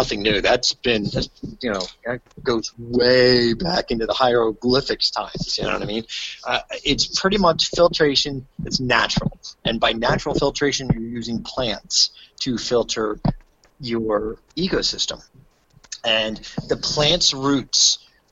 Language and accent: English; New Jersey, United States; I am from New Jersey